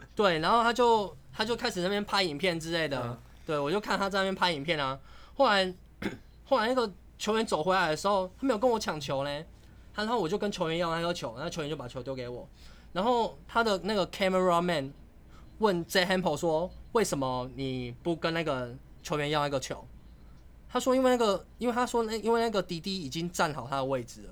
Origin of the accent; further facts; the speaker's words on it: Taiwan; 我来自台湾